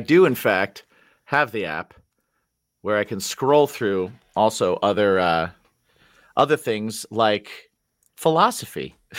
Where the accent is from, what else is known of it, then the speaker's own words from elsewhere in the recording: Indiana, United States; I grew up in Indiana